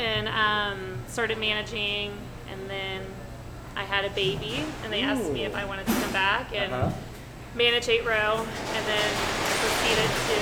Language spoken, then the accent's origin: English; Lafayette, Louisiana, United States; also born or lived in Baton Rouge, Louisiana / San Diego, California; now in Houston, United States; I was raised in Lafayette, but I've been in Houston for 20 years